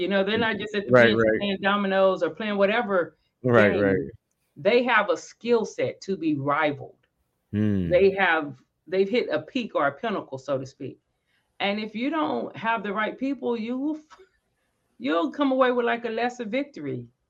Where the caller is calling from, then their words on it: Dallas, Texas, United States; Dallas, Tejas, Dallas, Texas, the DFW area.